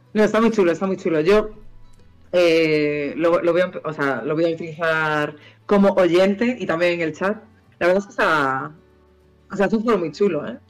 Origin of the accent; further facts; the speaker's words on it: Vigo, Galicia, Spain; moved away; also born or lived in Santander; Yo soy de Vigo.